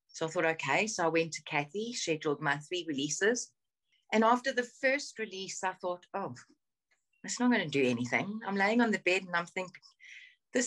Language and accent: English; South Africa; moved away as an adult; now in United Kingdom; So I grew up in South Africa. I was born in South Africa. I moved back here in January 2016